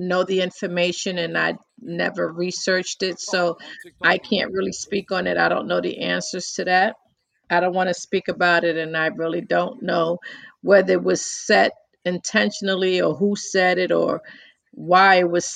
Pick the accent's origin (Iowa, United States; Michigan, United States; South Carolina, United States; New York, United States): New York, United States; New York City; accent: New York; I'm from New York and I was born and raised in the Bronx, and I struggle growing up in the Bronx in the 60s, 70s